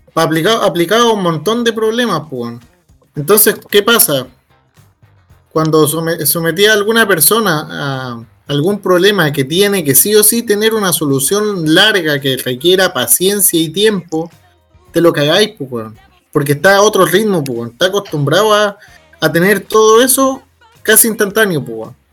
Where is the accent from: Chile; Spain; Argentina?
Chile; nosotros como chilenos